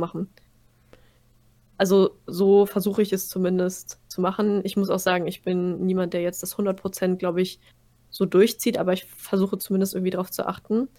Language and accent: German; Germany; wir kommen aus Deutschland